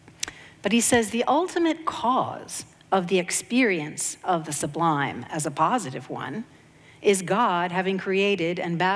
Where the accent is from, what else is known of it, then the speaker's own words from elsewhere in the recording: Maine, United States; I grew up in Maine, or going to Maine in the summers.